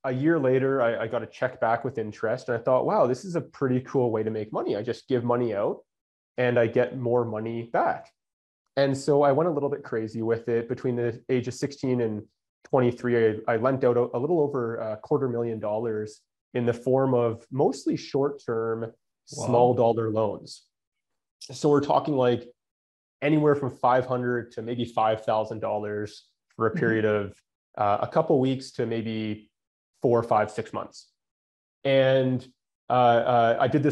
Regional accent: Canada; also born or lived in Calgary, Alberta; I'm Canadian.

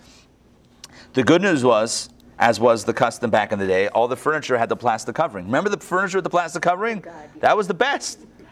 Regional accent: Pittsburgh, Pennsylvania, United States; first language English; moved away as an adult; also born or lived in Crown Heights (the Berg); now in Atlanta, United States; where I grew up in Pittsburgh

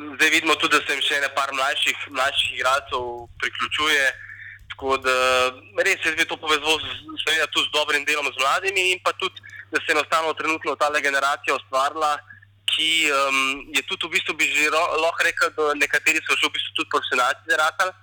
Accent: Slovenia

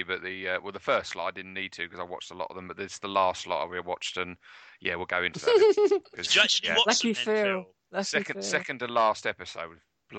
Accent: East of England, United Kingdom; I'm from Essex, Guinan.

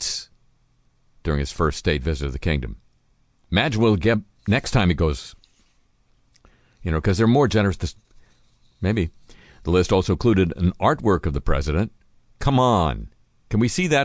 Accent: Southern California, United States; I grew up in Southern California

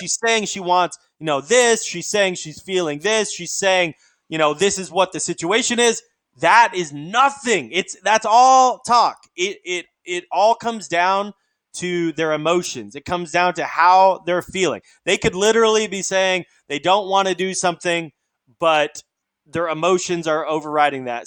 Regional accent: Alaska, United States; I'm from Alaska. It's sort of a different culture.

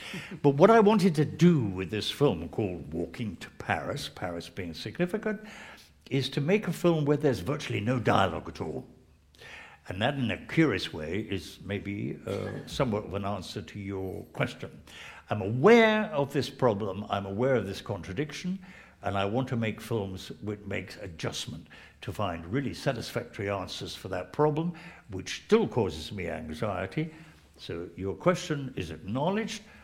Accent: England, United Kingdom; I'm English

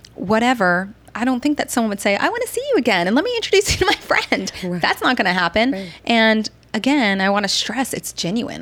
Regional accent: New Jersey, United States; moved away as an adult; also born or lived in Baltimore / Bangkok, Thailand; now in Washington, D.C., United States; I'm from New Jersey

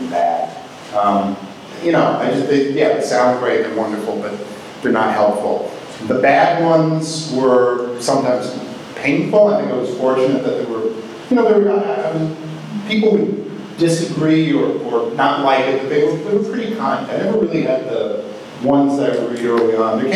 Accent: Milwaukee, Wisconsin, United States; moved away; also born or lived in Los Angeles; I grew up in Milwaukee

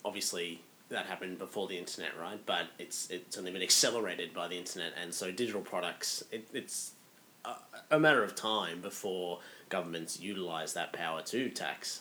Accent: Australia; as an Australian over there

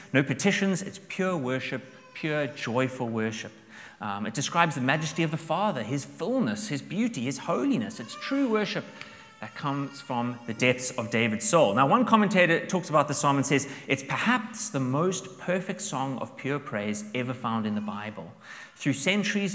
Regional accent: South Africa; now in Dublin, Ireland; I'm from South Africa, so we are big camping fans

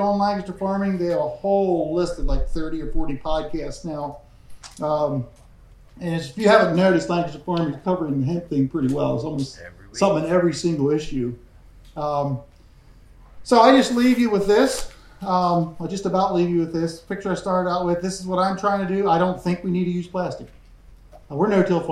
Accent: Pennsylvania, United States; I'm from Pennsylvania

